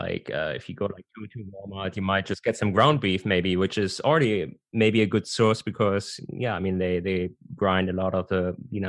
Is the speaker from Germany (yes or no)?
yes; Germany; because I'm originally from Germany.